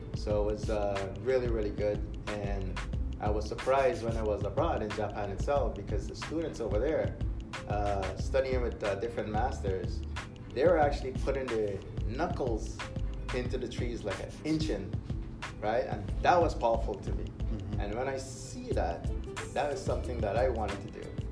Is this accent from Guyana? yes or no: yes; Guyana; moved away; back in my country, I'll, I'll give you a little deeper uh, emphasis there. Like uh, I was born in Guyana